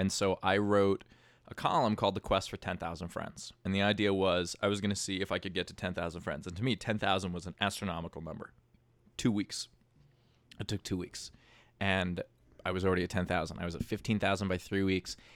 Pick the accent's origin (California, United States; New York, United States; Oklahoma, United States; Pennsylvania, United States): New York, United States; New York City; I'm born and raised in Queens